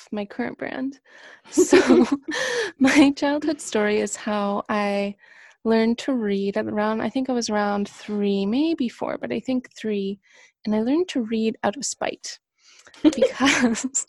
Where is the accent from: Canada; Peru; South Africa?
Canada; moved away as an adult; also born or lived in Toronto; I am from Canada, which you may or may not have been able to guess from my accent